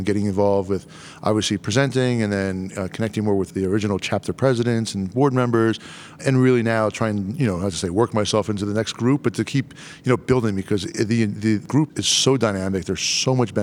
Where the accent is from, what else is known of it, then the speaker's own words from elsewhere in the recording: Delaware, United States; we're both from Delaware